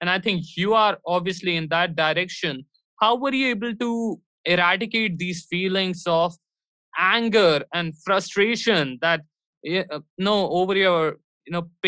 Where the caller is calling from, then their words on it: New Delhi, Delhi, India; I'm live from New Delhi, India. And it's so freaking cold that if during any part, yeah, I don't even feel like moving my limbs.